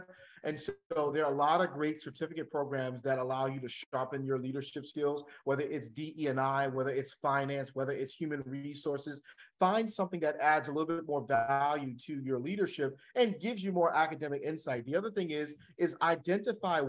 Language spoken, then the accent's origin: English; the Jersey Shore, New Jersey, United States; I'm from the Jersey Shore